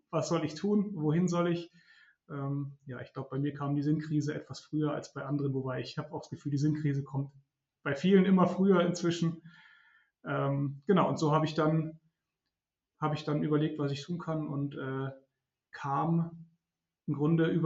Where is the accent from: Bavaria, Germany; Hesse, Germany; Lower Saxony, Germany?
Bavaria, Germany; Munich; also born or lived in Regensburg; Ich komme aus München ursprünglich, bin dann aber kurz nach Siena, um ein halbes Jahr Italienisch zu lernen.